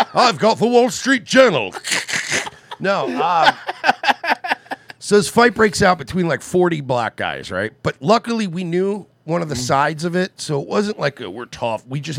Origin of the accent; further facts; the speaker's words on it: New York, United States; now in Florida, United States; I'm from New York, and I used to go get, like, the mail in my underwear in the snow.